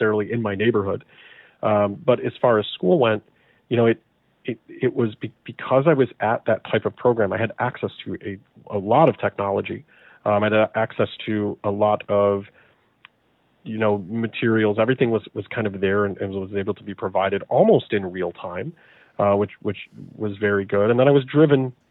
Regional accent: Chicago, Illinois, United States; So I'm from Chicago. I'm from the suburbs of Chicago, so a very, very large metro area.

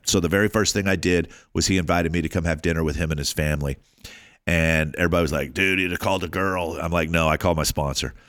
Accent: Alabama, United States; moved away; also born or lived in California; I grew up in Alabama

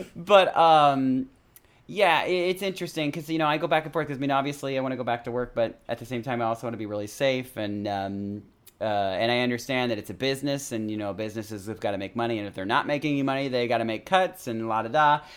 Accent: California, United States; I grew up in California

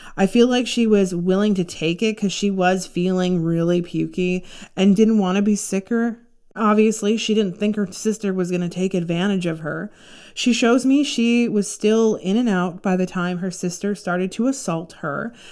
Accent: Toronto, Ontario, Canada; I grew up in Toronto

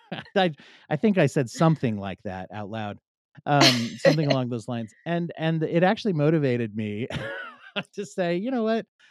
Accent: Pennsylvania, United States; I grew up in Pennsylvania

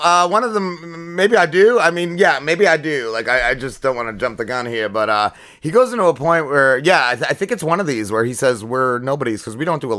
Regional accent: New Jersey, United States; I'm from North Jersey

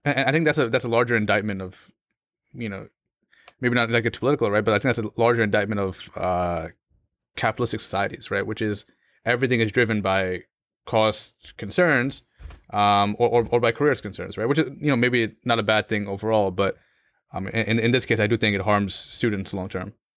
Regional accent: United States; as a Muslim growing up in America

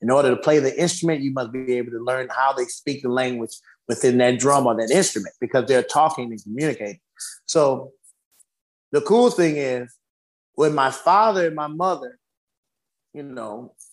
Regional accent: United States; I was raised in America

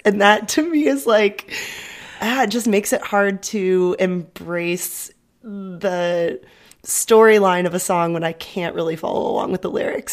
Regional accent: San Diego, California, United States; moved away as an adult; now in Berlin, Germany; growing up in San Diego

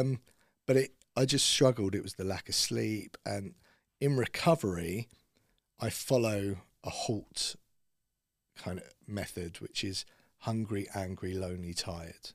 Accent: Bushey, East of England, United Kingdom; I grew up in Bushy, so Watford was kinda like my stomping ground

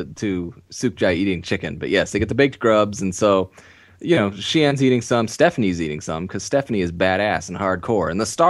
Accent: Southern California, United States; I grew up in Southern California. I grew up in a neighborhood that, you know, had a lot of, you know, authentic Mexican culture in it and stuff like that.

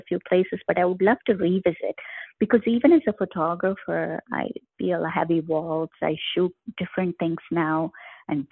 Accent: India; moved away; I have been to a lot of places in India because I grew up in India

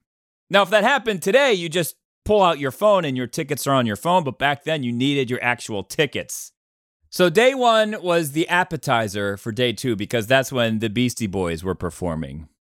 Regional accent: Cleveland, Ohio, United States; born there; And most of you know this, but I was born in Cleveland. My grandparents live in Cleveland. All my relatives are in Cleveland. I guess Cleveland technically is my hometown.

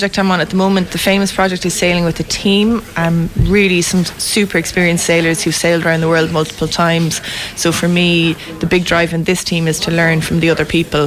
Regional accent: Westport, Connacht, Ireland; now in Leenane, Ireland; I'm from Westport originally. But I'm from Westport originally, but I've ended up here in Leenane.

